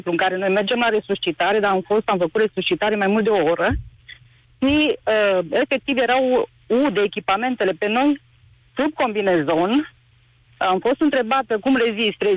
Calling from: Alba Iulia, Alba County, Romania; sunt din Alba Iulia și vreau să spun, vă spun că sunt uh, asistentă medicală.

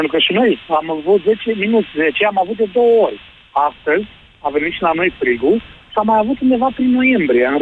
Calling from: Sweden; eu te sunt din Suedia.

